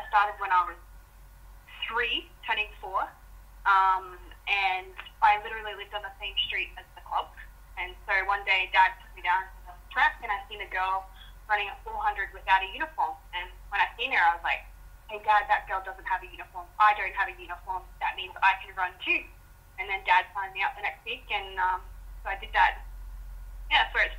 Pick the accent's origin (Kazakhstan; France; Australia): Australia; Townsville, Queensland; See, where I'm from, so I'm from Townsville.